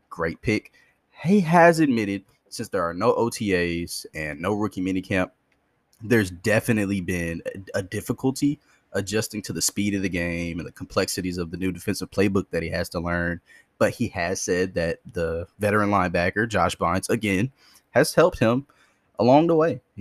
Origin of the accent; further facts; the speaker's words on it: Detroit, Michigan, United States; I'm from Detroit, so I'm a huge Michigan Wolverines fan